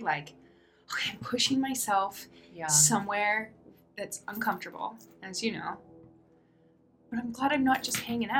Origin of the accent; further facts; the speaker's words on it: Spokane, Washington, United States; I grew up in Spokane, Washington. Born and raised.